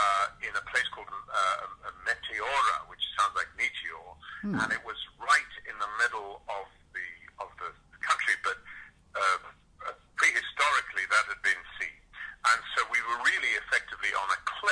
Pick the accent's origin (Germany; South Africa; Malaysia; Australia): South Africa; I grew up in Africa.